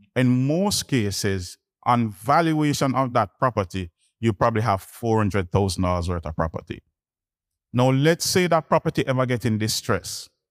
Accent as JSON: {"language": "English", "region": "Kingston", "country": "Jamaica", "said": "I'm from Kingston, Jamaica is small, so it's one region"}